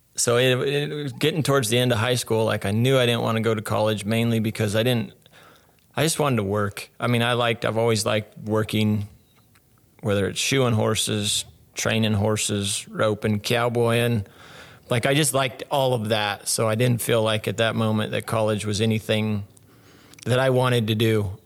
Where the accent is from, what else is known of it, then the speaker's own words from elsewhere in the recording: Willcox, Arizona, United States; I grew up born and raised Wilcox, Arizona, where I'm at now